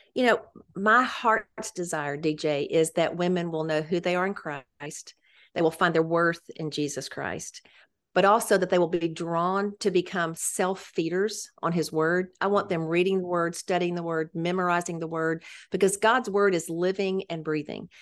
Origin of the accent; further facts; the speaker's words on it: Memphis, Tennessee, United States; moved away as an adult; I grew up in Memphis, which it's really fun to be back in my hometown ministering